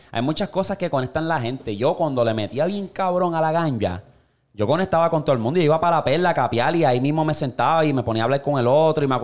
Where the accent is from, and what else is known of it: Puerto Rico